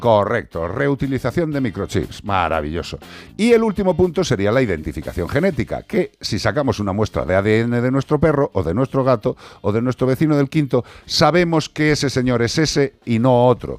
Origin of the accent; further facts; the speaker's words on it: Spain; como español